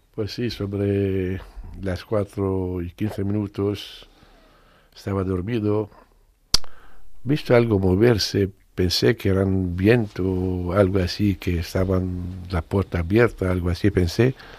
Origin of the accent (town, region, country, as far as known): Syria